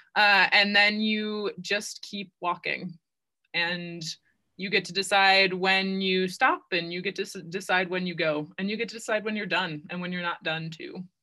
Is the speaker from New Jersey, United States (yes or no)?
no; Ohio, United States; also born or lived in Virginia; I was born and raised in Ohio